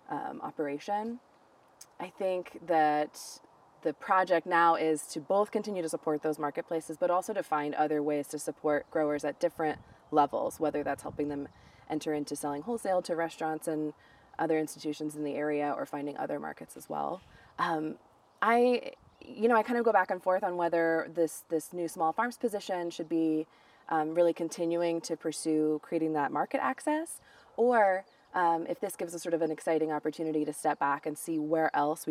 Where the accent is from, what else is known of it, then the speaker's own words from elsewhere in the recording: Seattle, Washington, United States; now in Oregon, United States; I grew up in the Northwest. I grew up in the Seattle area, but I've moved quite a lot of times since then